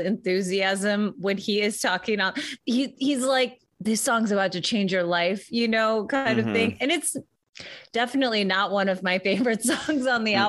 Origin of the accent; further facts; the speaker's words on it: Chicago, Illinois, United States; I'm from Chicago